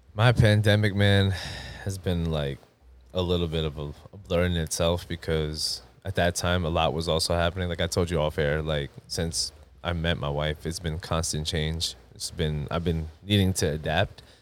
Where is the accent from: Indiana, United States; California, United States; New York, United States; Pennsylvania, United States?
New York, United States; Long Island; also born or lived in Queens, New York; now in Houston, United States; I was born in Queens, raised in Long Island